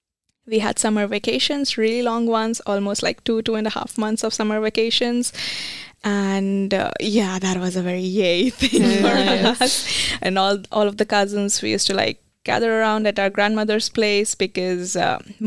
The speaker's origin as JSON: {"language": "English", "country": "India", "moved": "as an adult", "lives_now": "Germany", "said": "I am from India"}